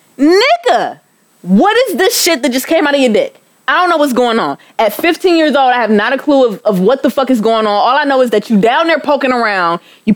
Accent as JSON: {"language": "English", "town": "Euclid", "region": "Ohio", "country": "United States", "tie": "born or raised there", "said": "Here, in Euclid."}